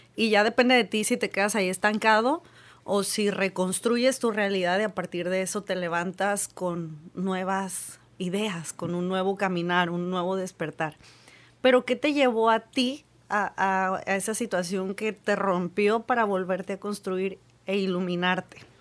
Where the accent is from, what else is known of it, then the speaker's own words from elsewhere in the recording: Mexico; nuestra cultura creo que como mexicanos